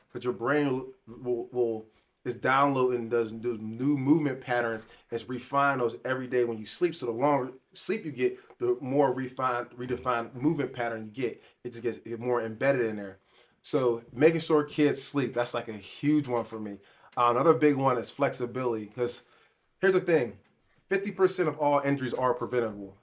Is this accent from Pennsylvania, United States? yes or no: yes; Pittsburgh, Pennsylvania, United States; I grew up in Pittsburgh.